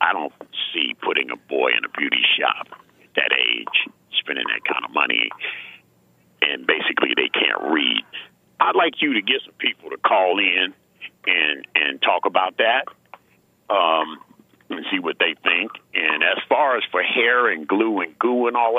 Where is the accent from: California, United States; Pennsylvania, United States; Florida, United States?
California, United States; San Francisco; also born or lived in Lake Charles, Louisiana; I'm raised in San Francisco, but I'm born in Lake Charles